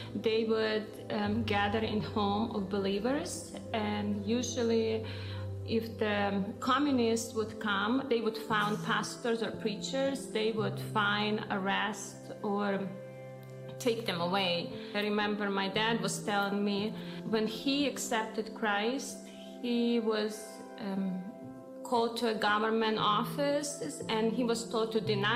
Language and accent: English; near Ternopil, Ternopil Oblast, Ukraine; now in United States; the town where I grew up near Ternopil, Ukraine